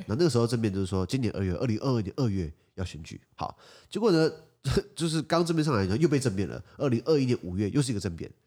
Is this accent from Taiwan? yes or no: yes; Taiwan; 我作为台湾人的一个信念